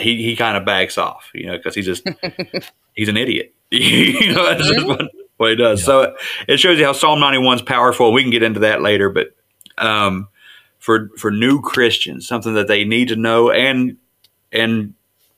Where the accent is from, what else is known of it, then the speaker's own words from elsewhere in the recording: West Virginia, United States; I'm just from West Virginia. I'm a hillbilly.